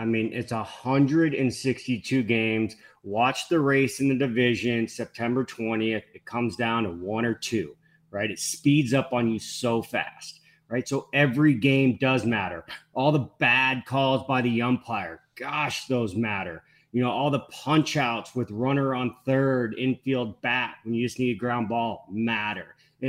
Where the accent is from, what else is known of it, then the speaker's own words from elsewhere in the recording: the Bay Area, Northern California, United States; I grew up in Oakland A's pajamas, right? I'm from the Bay. I'm from NorCal.